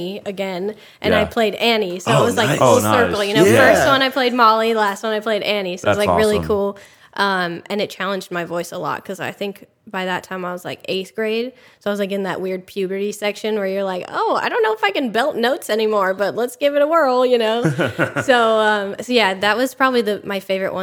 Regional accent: Glendora, California, United States; I say that I'm from LA, and then if people know California, I'm like, okay, Pasadena. And then if they really know, then I'm like, okay, I'm from Glendora

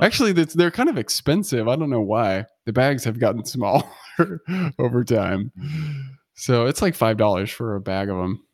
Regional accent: United States; as an American

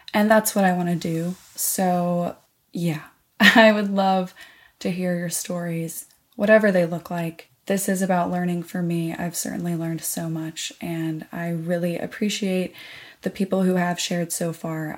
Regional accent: the South, United States; moved away; I was raised in the South

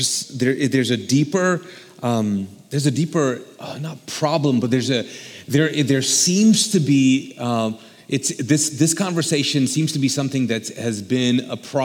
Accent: Pakistan; moved away; I'm Pakistani

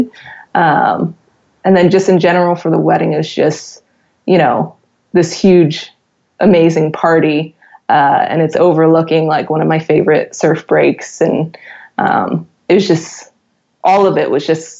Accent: New Jersey, United States; moved away as an adult; now in San Diego, United States; I'm from Jersey

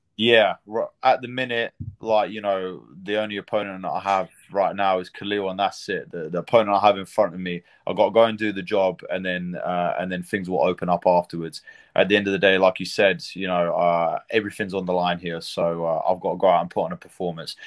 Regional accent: United Kingdom; being a British fighter

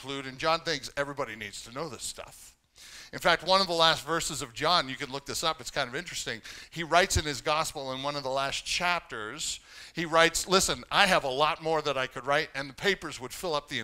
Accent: Canada; growing up as a Canadian

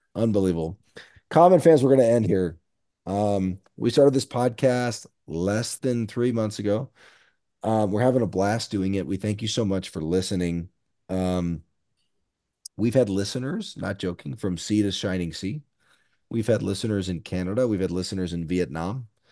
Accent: Lincoln, Nebraska, United States; moved away as an adult; also born or lived in Washington, D.C. area; now in Bend, United States; Diehard Husker fan, born and raised in Lincoln, I currently live in Bend, Oregon

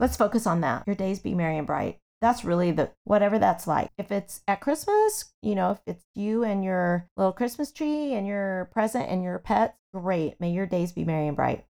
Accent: Kansas, United States; I grew up in Kansas

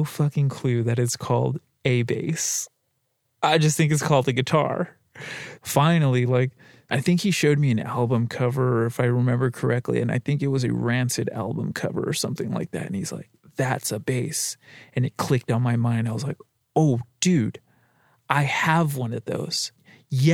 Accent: La Puente, California, United States; I grew up in La Puente, California, off of Zenith and Gemini

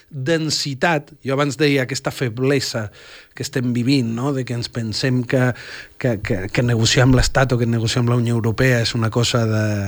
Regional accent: Catalonia, Spain; qui són els catalans, qui som els catalans, de què estem fets, quin, quin lloc ocupem.

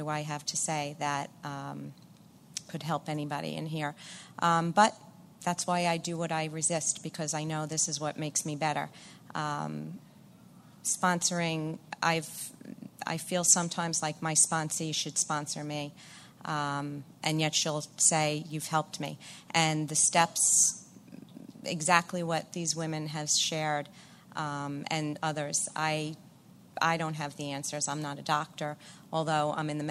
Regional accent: Long Island, New York, United States; I'm from Long Island

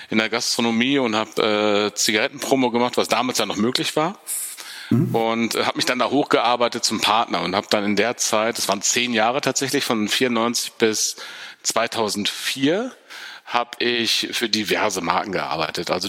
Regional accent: Dortmund, North Rhine-Westphalia, Germany; Pottjunge in mir durch in Sprache und äh, auch Klarheit der Ansagen. Das ist in mir drin tatsächlich. Ich bin Dortmunder.

